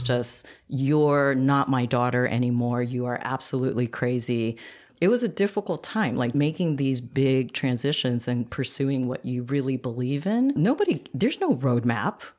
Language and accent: English; New York, United States; we ended up both in Queens